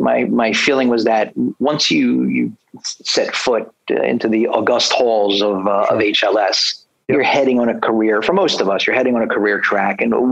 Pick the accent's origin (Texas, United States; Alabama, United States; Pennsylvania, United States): Pennsylvania, United States; Philadelphia; moved away; I grew up in Philly. So if you have trouble understanding my accent, you'll just let me know.